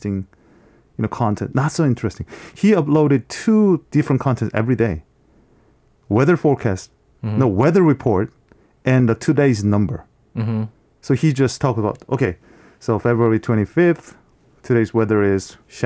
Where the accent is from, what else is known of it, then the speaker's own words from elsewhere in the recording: Seoul, South Korea; we the people from Seoul, uh-huh. Seoulites